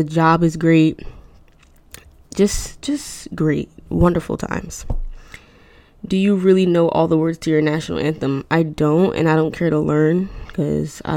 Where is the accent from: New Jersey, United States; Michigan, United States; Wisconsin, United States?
New Jersey, United States; Newark; I was born in Newark